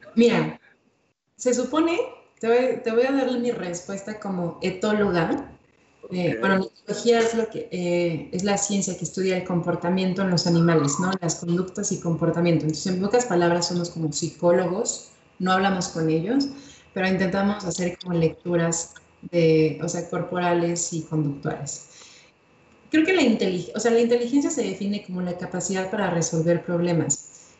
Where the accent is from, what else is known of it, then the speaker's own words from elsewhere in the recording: Mexico; como mexicanos